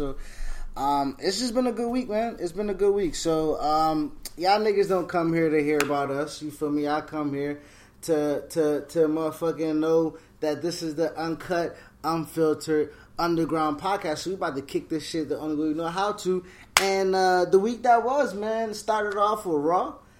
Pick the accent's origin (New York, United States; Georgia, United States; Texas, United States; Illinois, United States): New York, United States; Buffalo; I just want to, just so everybody know, if y'all don't know, I'm from Buffalo, you know what I mean?